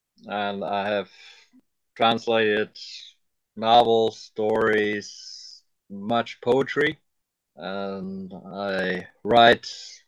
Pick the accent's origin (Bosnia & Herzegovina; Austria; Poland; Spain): Austria; Vienna; also born or lived in Taiwan / Beijing, China; I am from Austria, from Vienna.